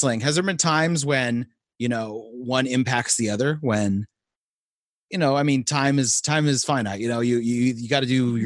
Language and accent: English; California, United States; I'm from California